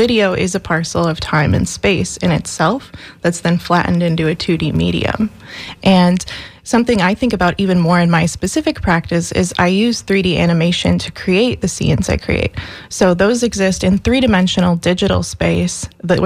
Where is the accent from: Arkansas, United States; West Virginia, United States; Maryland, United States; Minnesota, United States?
Minnesota, United States; moved away as an adult; now in Florida, United States; I'm originally from Minnesota